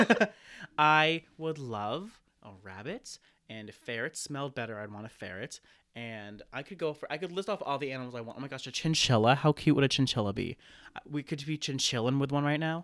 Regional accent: Maine, United States; also born or lived in New Hampshire; I grew up, uh, born and raised in Maine, went to college in New Hampshire, came back to Maine here ever since.

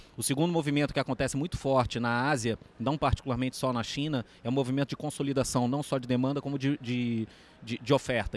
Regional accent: Rio de Janeiro, Brazil; sou carioca

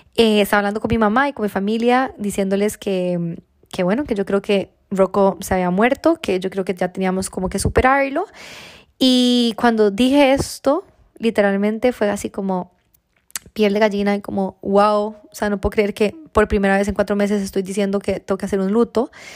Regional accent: Costa Rica; moved away; yo, bueno, soy de Costa Rica, tengo eh, mi familia allá

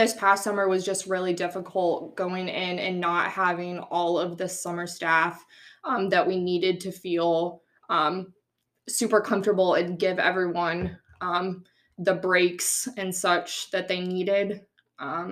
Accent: Grimes, Iowa, United States; also born or lived in Cedar Falls, Iowa; now in Indianola, United States; I grew up in Grimes, Iowa, so pretty close to Des Moines.

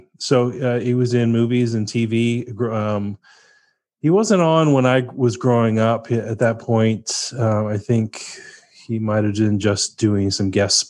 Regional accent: Texas, United States; also born or lived in Pennsylvania; My folks are from LA, and I grew up in Texas and Pennsylvania

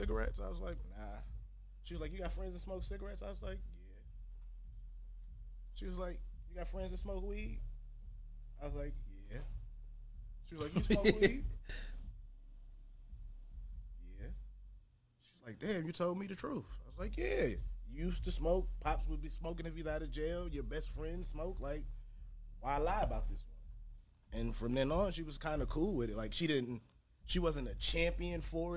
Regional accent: New York City, New York, United States; I'm from the Bronx.

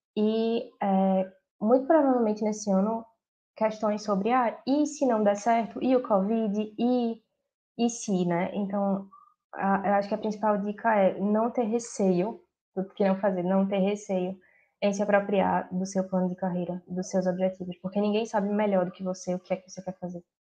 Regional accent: Recife, Pernambuco, Brazil; moved away as an adult; now in London, United Kingdom; sou de Recife, Pernambuco

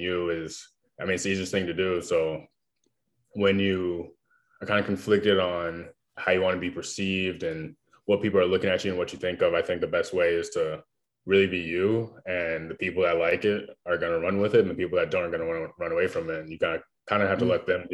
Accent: South Florida, United States; I was born and raised in South Florida

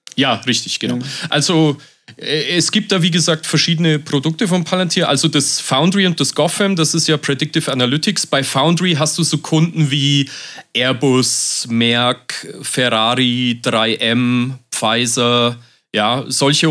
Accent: Germany; bei uns in Deutschland

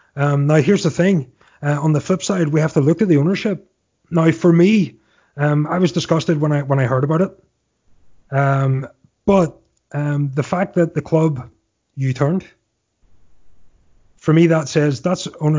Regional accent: Northern Ireland, United Kingdom; now in United States; well, actually, I'm from Northern Ireland. But yeah, technically I'm from Ireland.

